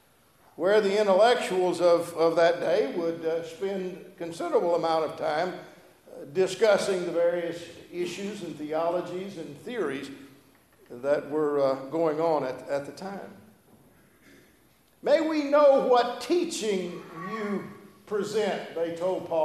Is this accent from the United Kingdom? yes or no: no; Gulf of Mexico, Gulf Coast, United States; also born or lived in Louisiana; now in Statesboro, United States; I grew up on Gulf of Mexico